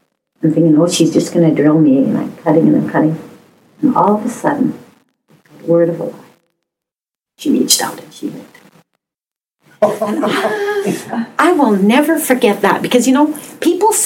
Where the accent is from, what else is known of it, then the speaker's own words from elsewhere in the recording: Canada; We are Canadian